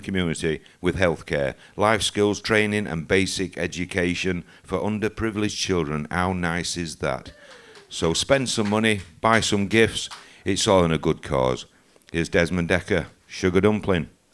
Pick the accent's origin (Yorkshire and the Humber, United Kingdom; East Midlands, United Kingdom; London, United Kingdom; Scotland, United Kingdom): Yorkshire and the Humber, United Kingdom; I'm from Yorkshire